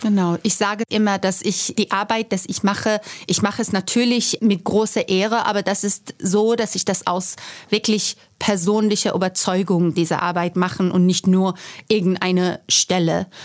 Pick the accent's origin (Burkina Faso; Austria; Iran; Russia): Iran; German is a second language; moved away as an adult; now in Germany; ich komme ähm, aus dem Iran, bin im Iran gewachsen und auch studiert und ich musste 2009 aus politischen Gründen das Land verlassen und nach Deutschland fliehen